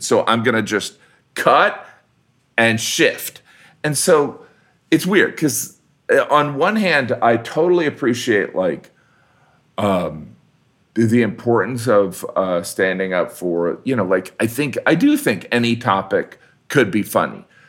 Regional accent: Indiana, United States; I'm from the Midwest, which I am

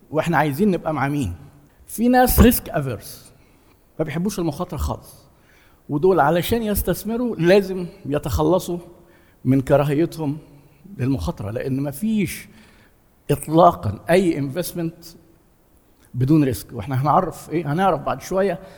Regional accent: Egypt; احنا مثلا عندنا في مصر آه، التضخم اللي حاصل خلى قدره الناس الشرائيه تقل

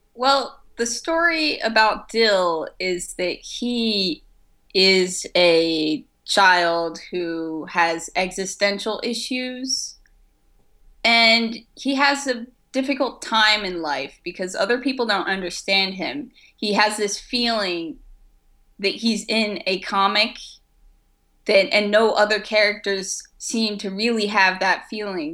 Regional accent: France; moved away; I grew up in France

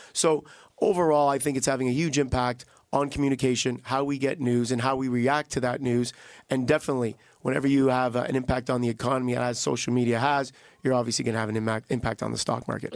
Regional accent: Canada

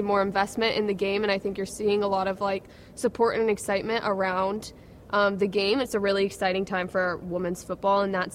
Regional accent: Cincinnati, Ohio, United States; moved away as an adult; now in Manchester, United Kingdom; my hometown, Cincinnati

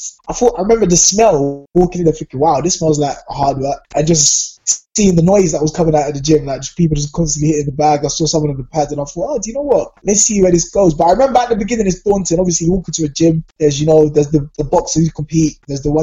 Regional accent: London, United Kingdom; I grew up in Southeast London in Peckham, so everyone knows what Peckham's like. That's where I went to school.

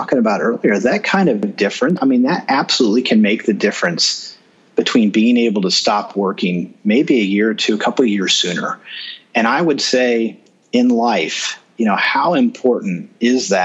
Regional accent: Kansas City, Missouri, United States; born or raised there

